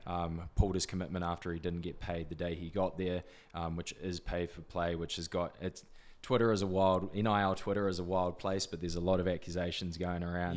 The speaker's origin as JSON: {"language": "English", "town": "Whanganui", "region": "Manawatū-Whanganui", "country": "New Zealand", "tie": "born or raised there", "also_born_or_lived": "Auckland / Indonesia", "moved": "as an adult", "said": "Auckland born, actually, Wanganui raised"}